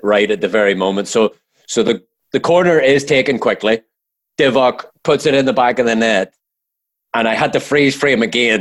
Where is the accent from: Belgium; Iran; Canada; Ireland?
Ireland; I'm Irish